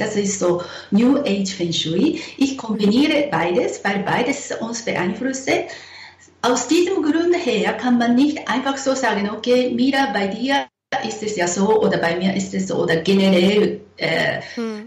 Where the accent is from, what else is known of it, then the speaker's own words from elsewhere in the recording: Japan; now in Zurich, Switzerland; ich bin eine äh, Japanerin, wohne in Zürich